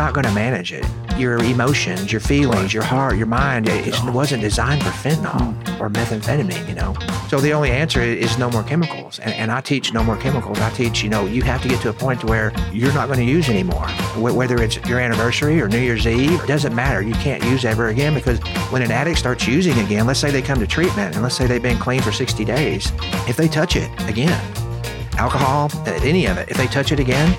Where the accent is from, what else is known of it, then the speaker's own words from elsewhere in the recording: Arkansas, United States; also born or lived in Missouri; So I was born up in Missouri, and my mom and dad got divorced when I was two, through a series of events. And my mom moved away, and I ended up in South Arkansas, a little town